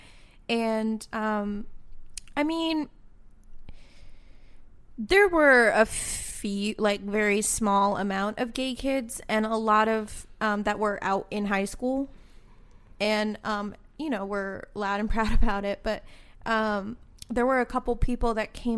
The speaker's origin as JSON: {"language": "English", "region": "Texas", "country": "United States", "tie": "born or raised there", "also_born_or_lived": "Midwest", "moved": "yes", "said": "I grew up in Texas before"}